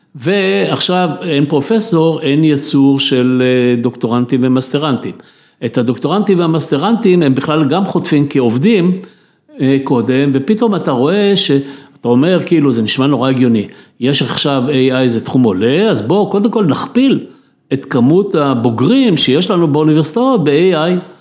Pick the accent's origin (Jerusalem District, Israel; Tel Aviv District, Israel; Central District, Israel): Tel Aviv District, Israel; Tel Aviv; אני הייתי ילד בתל אביב, גדלתי בתל אביב כילד